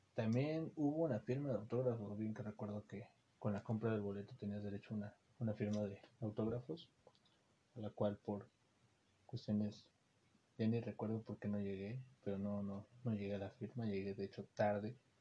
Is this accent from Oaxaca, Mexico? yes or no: no; Xalapa, Veracruz, Mexico; los que somos de Jalapa